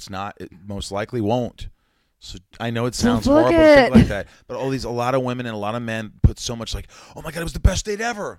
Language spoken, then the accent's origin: English; Evansville, Indiana, United States; moved away; also born or lived in New York; my hometown of Indiana, Evansville, Indiana, where I grew up.